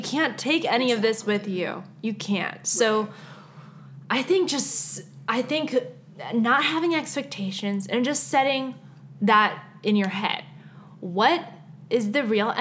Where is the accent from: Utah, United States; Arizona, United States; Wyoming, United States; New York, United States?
Arizona, United States; I'm an Arizonian